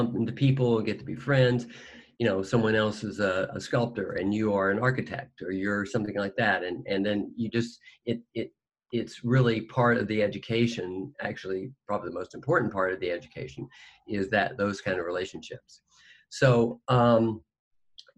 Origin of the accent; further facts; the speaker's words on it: Fayetteville, Arkansas, United States; I grew up in Arkansas. In Fayetteville, Arkansas